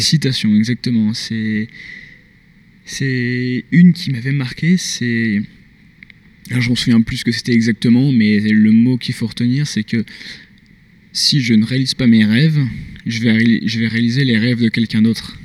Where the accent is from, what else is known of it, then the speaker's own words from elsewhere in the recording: Grenoble, Auvergne-Rhône-Alpes, France; moved away as an adult; now in Montreal, Canada; je suis français, je viens de Grenoble